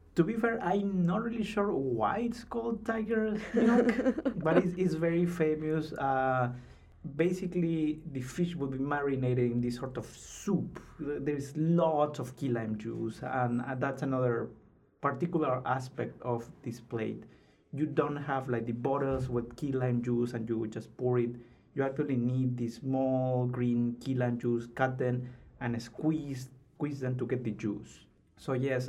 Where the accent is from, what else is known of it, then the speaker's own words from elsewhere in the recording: Lima, Peru; moved away as an adult; also born or lived in North Carolina; now in Seattle, United States; I am from Lima, from the capital